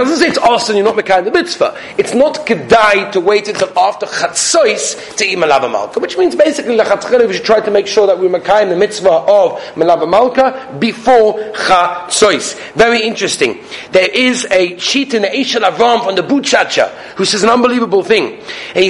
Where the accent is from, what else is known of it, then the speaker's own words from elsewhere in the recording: Australia; I'm Australian, Belgian